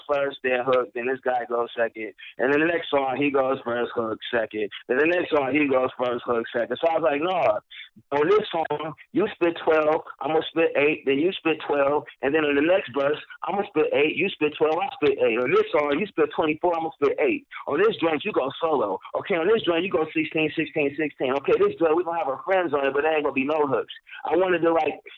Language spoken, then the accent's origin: English; Pontiac, Michigan, United States; I'm from Pontiac, I'm not from Detroit